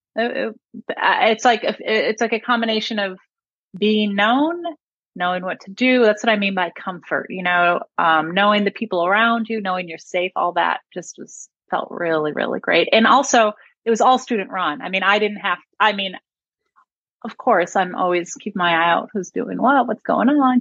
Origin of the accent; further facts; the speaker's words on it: Buffalo, New York, United States; now in Austin, United States; I grew up in Buffalo.